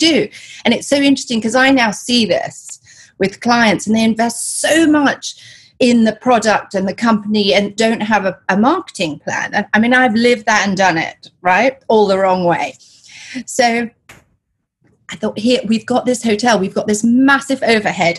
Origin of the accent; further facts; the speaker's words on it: Kenya; also born or lived in Uganda / England / Canada / London; now in Los Angeles, United States; I was born in Uganda, raised in Kenya. I went to boarding school in England, and then I went to university in Canada, came back to London and was working in London